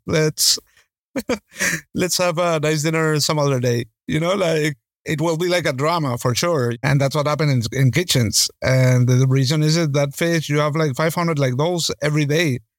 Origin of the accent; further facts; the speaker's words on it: Caracas, Capital District, Venezuela; moved away as an adult; also born or lived in Spain; in Caracas, in my hometown.